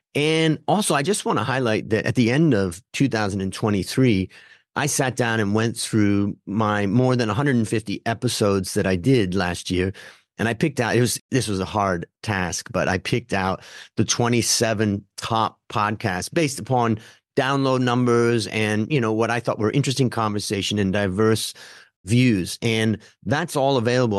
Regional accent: Ohio, United States; I grew up in Ohio, so it's a little bit kind of Midwest

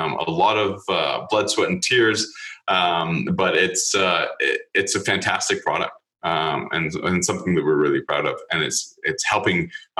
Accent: Canada; I'm Canadian

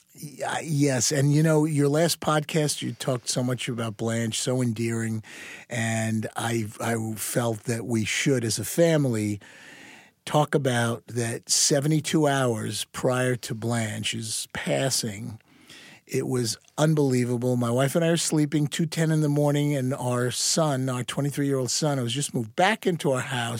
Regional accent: Long Island, New York, United States; moved away; I grew up back on Long Island, back in the sixties and seventies, in the suburbs

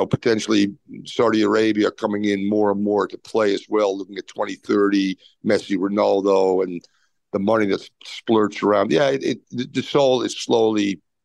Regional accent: Amsterdam, North Holland, Netherlands; moved away as an adult; now in United States; I was born and raised in Amsterdam

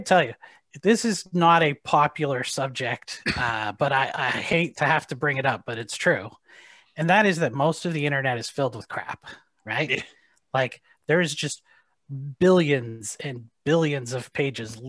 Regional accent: Canada; moved away as an adult; now in United States; I grew up in Canada

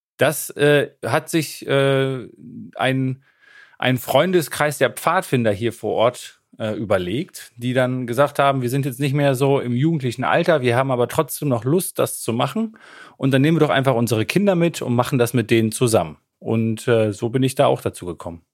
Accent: Emsland, Lower Saxony, Germany; now in Münster, Germany; in meiner Heimat, dem Emsland

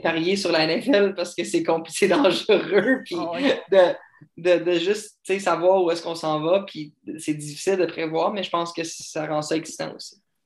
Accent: Canada; T'es Canadien? Je dis oui.

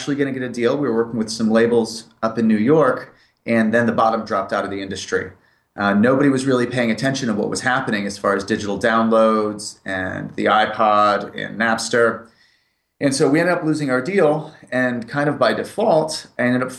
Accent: United Kingdom; moved away as an adult; also born or lived in Springfield, Massachusetts, United States; I moved to the United Kingdom when I was 8 years old and lived there till I was 18

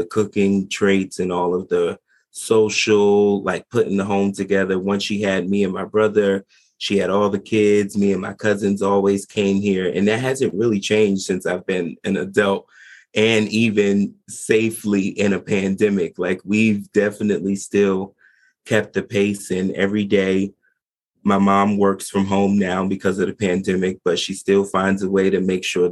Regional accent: New Jersey, United States; I am in New Jersey. I am not too far from New York City. I'm an East Coast boy, born and raised, been here for 25 years.

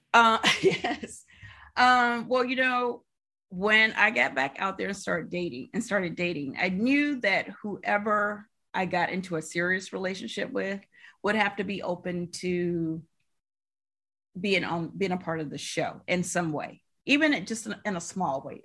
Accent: Alabama, United States; moved away as an adult; also born or lived in New York City; I am originally from Alabama

